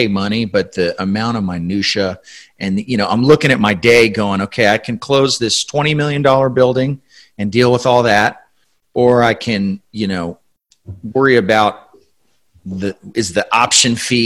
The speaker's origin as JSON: {"language": "English", "town": "San Antonio", "region": "Texas", "country": "United States", "tie": "born or raised there", "said": "I was born here in San Antonio, grew up here for the most part."}